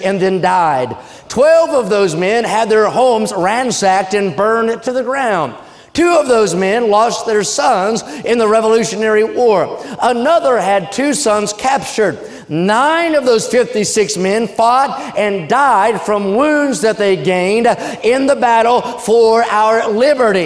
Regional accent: United States; as an American

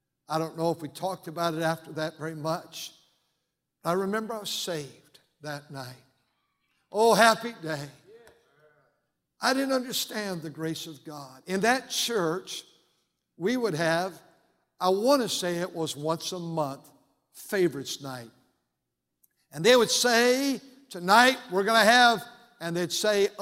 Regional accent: Fremont, California, United States; I grew up just about 15 minutes from here in a city now called Fremont

